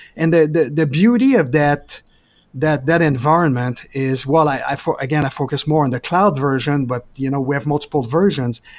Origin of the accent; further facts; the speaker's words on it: Quebec, Canada; moved away as an adult; also born or lived in California / Denver; now in Portland, United States; I'm originally from Quebec, Canada, and I moved to, um, to California originally, then I moved to Denver, back to California, and now in Portland